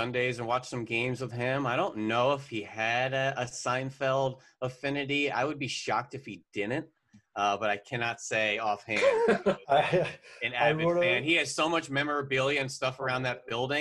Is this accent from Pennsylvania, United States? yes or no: yes; the Poconos, Northeast Pennsylvania, United States; also born or lived in Philadelphia; I grew up in Northeast Pennsylvania in the Poconos